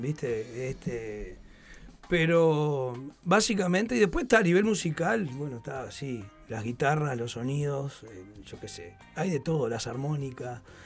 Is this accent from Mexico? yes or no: no; Montevideo, Uruguay; nosotros los, los montevideanos